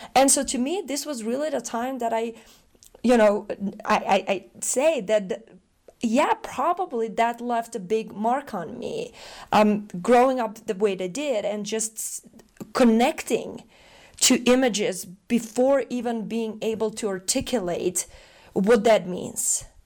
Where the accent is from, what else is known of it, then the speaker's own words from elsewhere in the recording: North Macedonia; moved away; I'm originally from Macedonia. I was born in a country that right now exists as a museum in Belgrade. I was born in the former Yugoslavia. my childhood, my upbringing, uh, was marked by, um, the wars